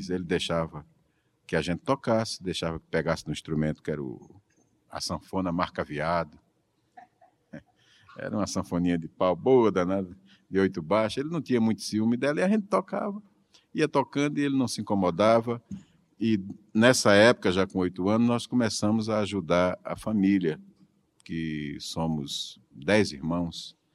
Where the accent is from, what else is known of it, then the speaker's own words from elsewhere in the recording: Garanhuns, Pernambuco, Brazil; Eu sou de Garanhuns, é, agreste pernambucano, nasci em 1941. Terra fria, parecida com São Paulo.